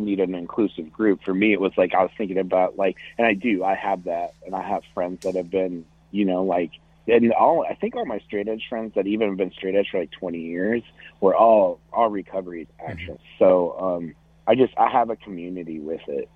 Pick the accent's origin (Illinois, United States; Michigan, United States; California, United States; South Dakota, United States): South Dakota, United States; Dell Rapids; I grew up in South Dakota in a little farm town just north of the biggest city, which is Sioux Falls. So I grew up in a town called Del Rapids